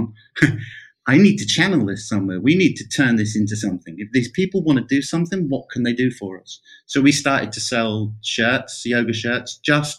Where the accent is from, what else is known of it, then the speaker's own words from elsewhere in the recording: rural England, United Kingdom; my local studio in my hometown in rural England